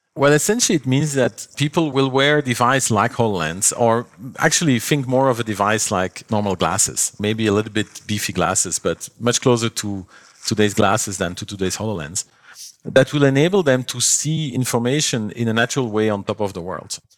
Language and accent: English; Belgium; moved away; I come from Belgium, uh, long ago, when I was, like, twelve years old or so